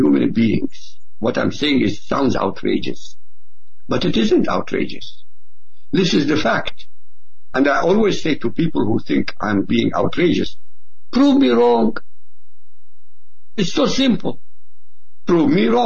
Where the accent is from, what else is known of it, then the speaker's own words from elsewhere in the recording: Baghdad, Baghdad Governorate, Iraq; first language Arabic; English is a second language; moved away; also born or lived in Europe; Of course, I was born in Iraq. I was born in Baghdad, in fact, in the capital.